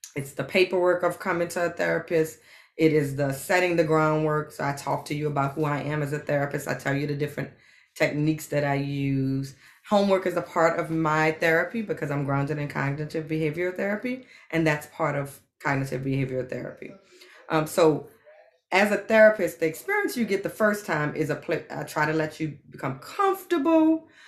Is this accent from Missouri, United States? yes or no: no; New Orleans, Louisiana, United States; But I grew up in New Orleans, and like most people in New Orleans, family is very, very, very important.